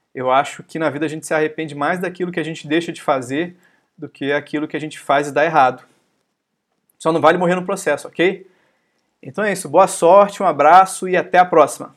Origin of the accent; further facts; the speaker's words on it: Brazil; como bons brasileiros